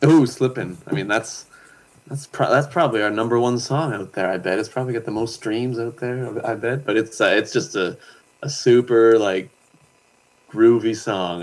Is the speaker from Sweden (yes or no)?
no; Pictou, Nova Scotia, Canada; now in Yukon, Canada; I grew up in Nova Scotia. from Pictou